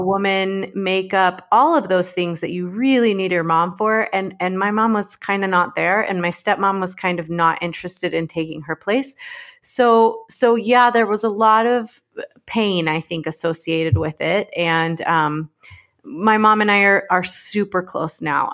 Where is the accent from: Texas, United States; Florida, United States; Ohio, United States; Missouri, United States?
Texas, United States; Dallas; I grew up in Dallas, Texas